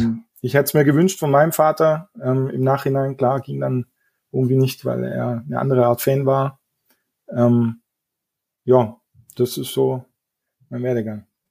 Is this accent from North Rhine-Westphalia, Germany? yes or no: no; Neuhausen ob Eck, Baden-Württemberg, Germany; wohnen ganz im Süden von Baden-Württemberg, nahe vom Bodensee. Ich weiß nicht, ob ihr das Southside Festival kennt, aber aus dem Ort komme ich